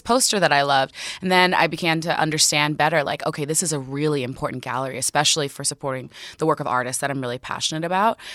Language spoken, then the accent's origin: English; Newark, New Jersey, United States; I grew up fifteen minutes outside of Newark, New Jersey